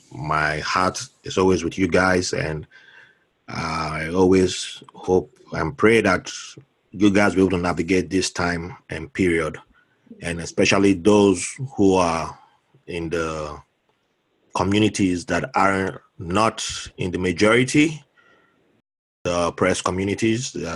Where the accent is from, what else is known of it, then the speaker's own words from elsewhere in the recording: Jos, Plateau, Nigeria; moved away; also born or lived in Benin City; I have a Ghanaian background, but I, am okay. I was, I was born in Jos.